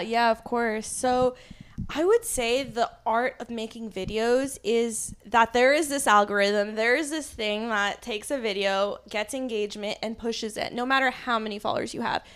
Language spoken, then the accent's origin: English; New Jersey, United States; I grew up in Jersey